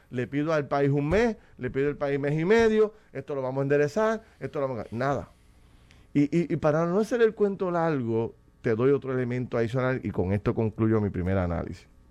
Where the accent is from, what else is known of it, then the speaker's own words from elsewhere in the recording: Puerto Rico; como puertorriqueño en mi casa